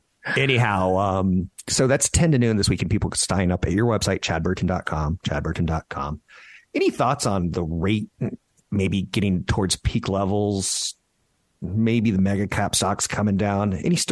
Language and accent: English; San Carlos, California, United States; now in Marin, United States; my hometown of San Carlos. I've moved to Marin